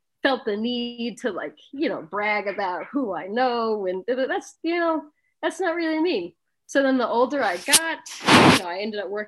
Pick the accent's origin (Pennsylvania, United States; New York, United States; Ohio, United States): New York, United States; Long Island; I grew up in Long Island